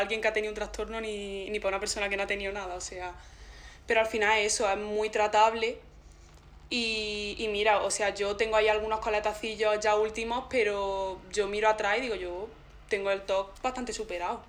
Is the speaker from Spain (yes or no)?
yes; Zagra, Andalusia, Spain; yo vengo de Zagra